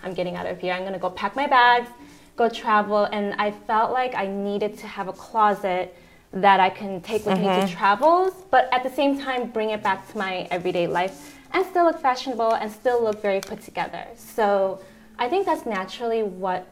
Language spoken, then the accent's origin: English; Chicago, Illinois, United States; moved away as an adult; also born or lived in New York City; now in Houston, United States; I'm actually from Chicago